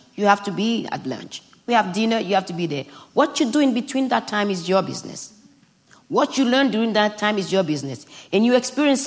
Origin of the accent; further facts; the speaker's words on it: Benin; English is a second language; moved away; growing up in Benin